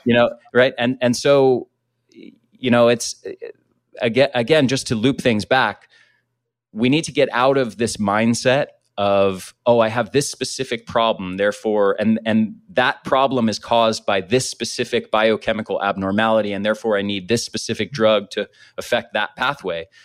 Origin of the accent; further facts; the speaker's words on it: United States; I grew up in the States